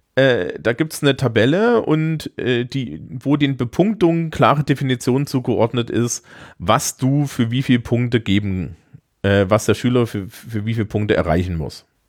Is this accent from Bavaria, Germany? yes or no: yes; Bavaria, Germany; bei uns in Bayern